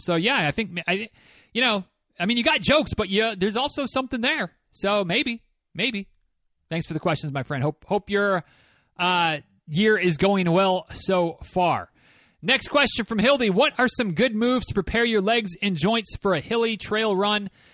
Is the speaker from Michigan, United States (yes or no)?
yes; Michigan, United States; moved away as an adult; also born or lived in Florida; growing up in Michigan